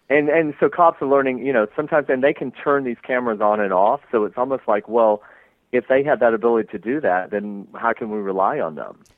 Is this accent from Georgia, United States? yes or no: yes; Athens, Georgia, United States; moved away as an adult; also born or lived in Atlanta, Georgia; now in Los Angeles, United States; as a fellow Georgian, um, I was born and raised in Athens, Georgia